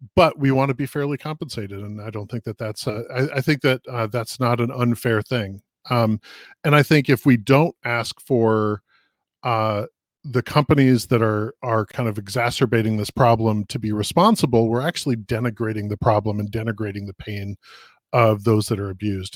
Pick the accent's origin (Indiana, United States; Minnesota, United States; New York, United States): Minnesota, United States; Minneapolis; I grew up in Minneapolis, um, and we're, we're having a racial justice issue here in, in Minnesota right now